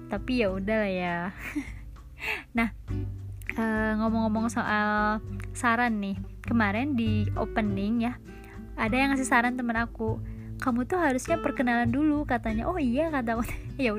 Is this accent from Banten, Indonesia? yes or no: no; Bandung, West Java, Indonesia; accent: Sundanese; aku dari Bandung neng neng Bandung hmm. cina jadi eh, mohon maaf nih kalau misalkan logat-logat ngomongnya agak campur Sunda ya